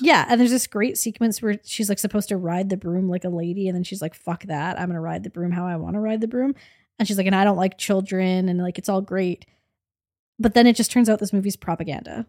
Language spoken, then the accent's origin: English; Canada; the Canadian millennial suburban movie loving, came-of-age in the aughts that we are